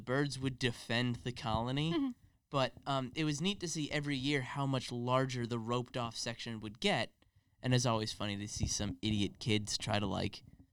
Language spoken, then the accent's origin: English; Long Island, New York, United States; I had kind of a different experience with, like, the environment and growing up on Long Island